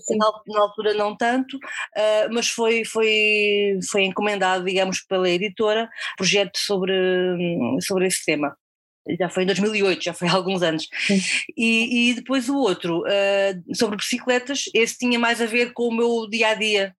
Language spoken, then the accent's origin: Portuguese; near Coimbra, Centro, Portugal; moved away as an adult; also born or lived in Guarda; Eu não sou de Lisboa, eu sou de, de, de perto de Coimbra